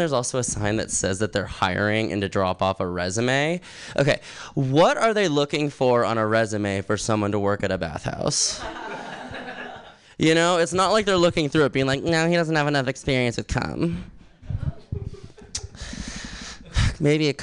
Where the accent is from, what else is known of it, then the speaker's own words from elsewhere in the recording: Los Angeles, California, United States; moved away; also born or lived in San Diego; I'm from San Diego and originally Los Angeles